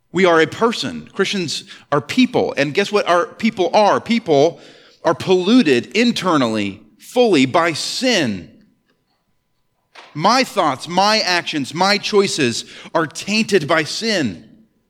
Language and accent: English; Ellsworth, Maine, United States; I grew up in Ellsworth, Maine